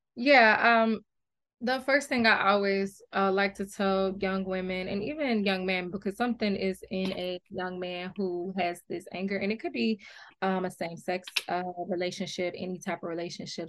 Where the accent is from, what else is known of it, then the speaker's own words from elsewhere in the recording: Detroit, Michigan, United States; also born or lived in Atlanta, Georgia; I grew up half here in Detroit and half in Atlanta